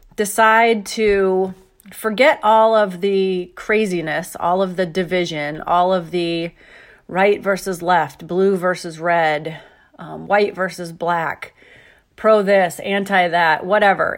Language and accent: English; United States; being an American.